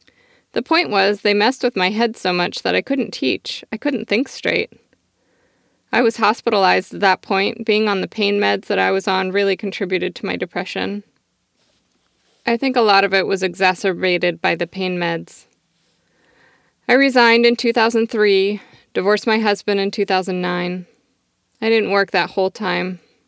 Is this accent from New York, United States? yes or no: no; Michigan, United States; also born or lived in South Carolina; I grew up in the Midwest in Michigan. My childhood was not good, so I don't know what else to say. Then I moved to the South, to South Carolina.